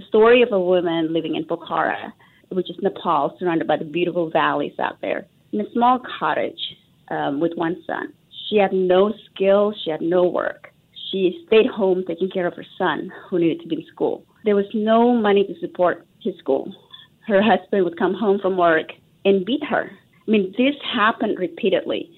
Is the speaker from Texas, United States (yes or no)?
yes; Texas, United States; accent: American; moved away as an adult; also born or lived in Indonesia; now in Singapore; growing up in Texas, super fortunate to have good education